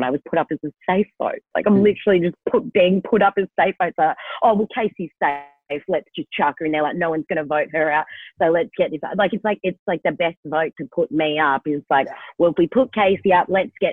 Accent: Kalgoorlie, Western Australia, Australia; I'm from Kalgoorlie

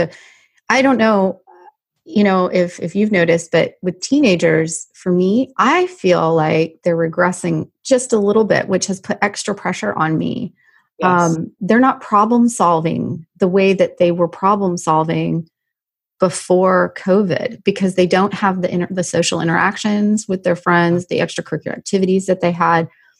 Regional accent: Canada; I grew up in Canada

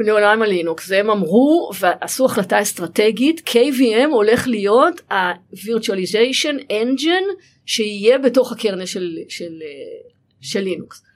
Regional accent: Israel

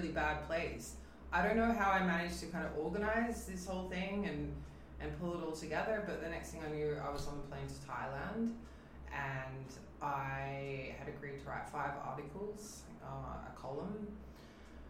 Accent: Australia; moved away; I'm from Australia

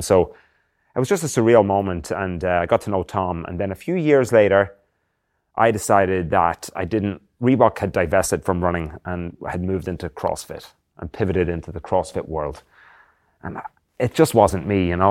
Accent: Drogheda, Leinster, Ireland; moved away as an adult; I'm from a town called Drogheda in County Louth, which is about fifty K north of Dublin, between Dublin and Belfast in the northeast of Ireland

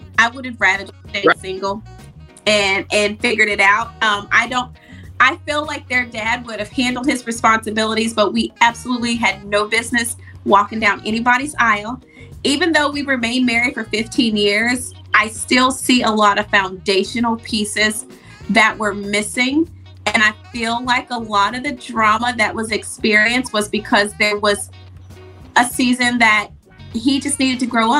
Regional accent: the South, United States; But it is traditional. I was raised in the South, so it's very normal for people to marry very

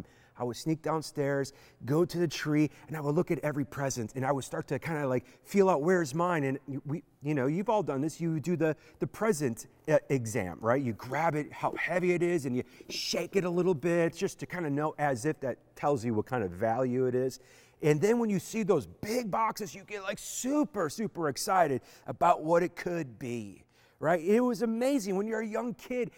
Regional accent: Beaver Dam, Wisconsin, United States; growing up in Beaver Dam, Wisconsin

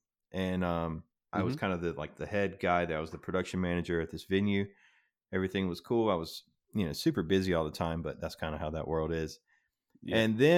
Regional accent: the South, United States; I grew up in the South watching country music videos every morning before we went to school.

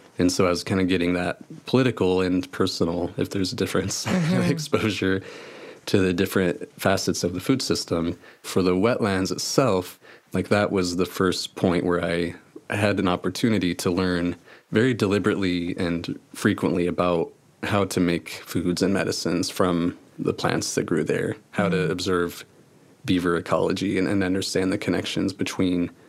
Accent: Springfield, Missouri, United States; moved away as an adult; also born or lived in Lawrence, Kansas; I grew up in Springfield, Missouri. That's where I went to high school

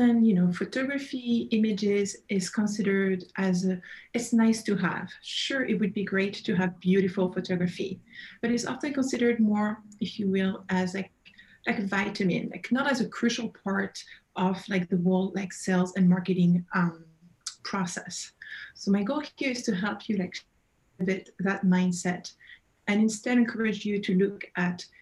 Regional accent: Burgundy, Bourgogne-Franche-Comté, France; accent: French; English is a second language; moved away; As you can probably pick up from my accent, I'm originally from France, Burgundy.

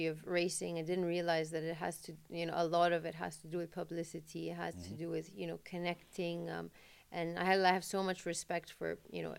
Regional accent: Jeddah, Makkah Province, Saudi Arabia; I'm from Jeddah, so the sea is something I've always loved

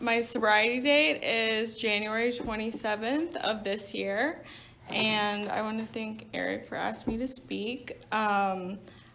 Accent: Little Rock, Arkansas, United States; moved away; I grew up in Little Rock, Arkansas

